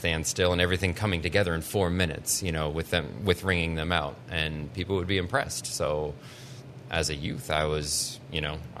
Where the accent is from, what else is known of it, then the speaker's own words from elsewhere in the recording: New Hampshire, United States; Hollis and Brookline.